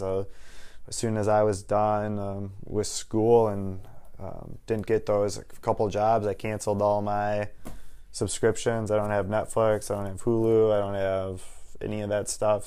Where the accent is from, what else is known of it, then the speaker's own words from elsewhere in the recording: Waukesha, Wisconsin, United States; also born or lived in Minnesota; born and raised in Waukesha, Wisconsin